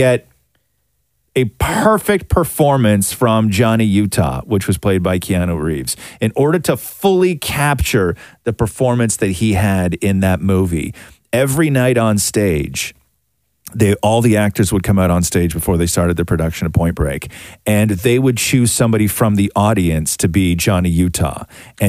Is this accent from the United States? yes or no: no; Acton, Ontario, Canada; I grew up in Acton had a little creek that ran through it